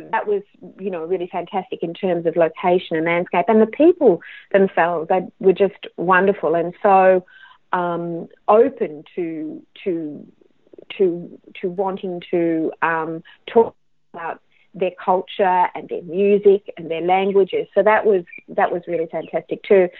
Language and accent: English; Australia; I'm Australian